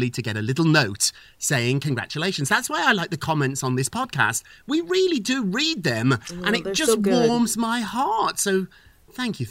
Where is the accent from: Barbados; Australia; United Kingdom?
United Kingdom; Birmingham, West Midlands; moved away; I'm from Birmingham, this industrial town in Great Britain